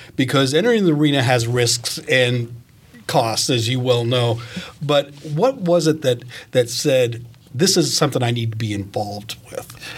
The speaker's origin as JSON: {"language": "English", "region": "Maine", "country": "United States", "tie": "born or raised there", "moved": "yes", "lives_now": "Fishers, United States", "said": "I'm from Maine, and so I, I grew up with William Cohen walking the state"}